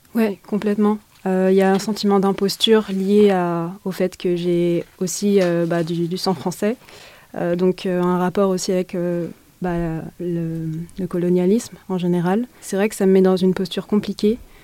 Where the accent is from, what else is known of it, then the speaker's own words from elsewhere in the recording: Essonne, Île-de-France, France; moi j'ai grandi euh, dans l'Essonne, en Île-de-France.